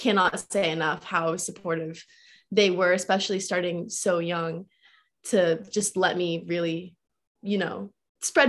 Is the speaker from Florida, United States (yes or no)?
yes; Orlando, Florida, United States; I grew up in Florida